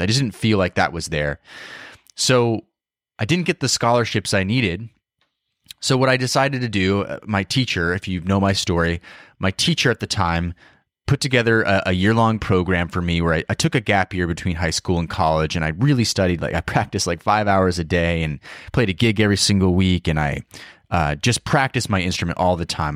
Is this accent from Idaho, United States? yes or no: yes; Idaho, United States; moved away as an adult; also born or lived in Seattle; I grew up in Idaho, like kind of a, you know, a smaller town